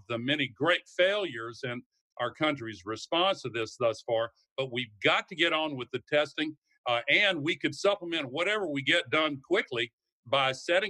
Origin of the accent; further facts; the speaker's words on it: the South, United States; I come from the South